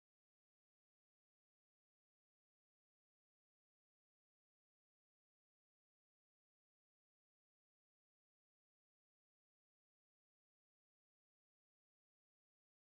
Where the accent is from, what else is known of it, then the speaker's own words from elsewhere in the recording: United States; As an American